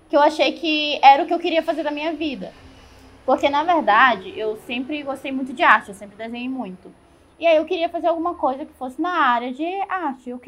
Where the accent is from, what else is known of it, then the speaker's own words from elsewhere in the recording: São Luís, Maranhão, Brazil; moved away as an adult; now in Curitiba, Brazil; Eu tava lá no Maranhão. São Luís? São Luís.